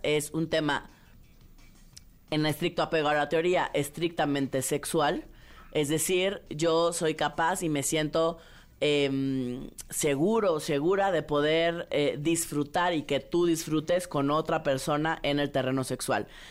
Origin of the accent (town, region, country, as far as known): Mexico